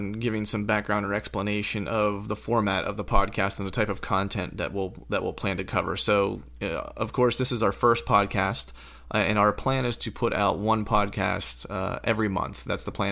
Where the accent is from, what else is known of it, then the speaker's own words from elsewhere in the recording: rural Pennsylvania, United States; I'm from Pennsylvania. I was raised in rural Pennsylvania